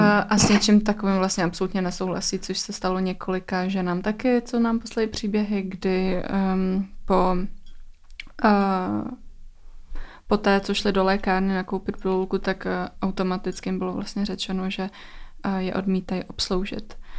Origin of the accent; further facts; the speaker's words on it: Czechia; u nás v Čechách